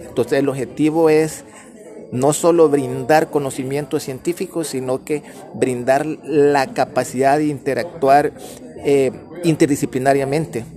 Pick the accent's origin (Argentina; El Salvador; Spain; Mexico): El Salvador; como salvadoreños